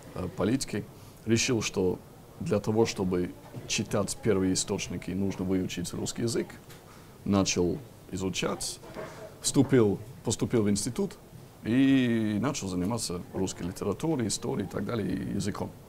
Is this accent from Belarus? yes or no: no; Lancaster, North West England, United Kingdom; Russian is a second language; now in Russia; я как раз вырос в городе Ланкастер, маленький очень городок